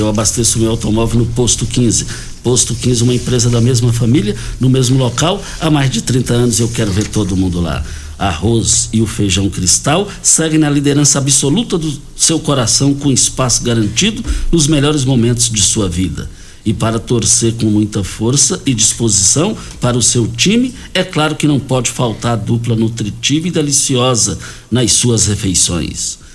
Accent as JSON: {"language": "Portuguese", "area": "Douradinho, near Itumbiara", "region": "Goiás", "country": "Brazil", "tie": "born or raised there", "said": "Saudade ali do quilômetro 6, saída para Itumbiara, onde nós nascemos ali, na, no Douradinho. De lá fomos ali para Laje"}